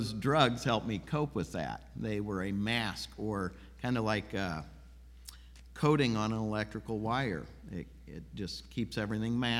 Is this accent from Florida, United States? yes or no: no; Peoria, Illinois, United States; I grew up in Peoria, Illinois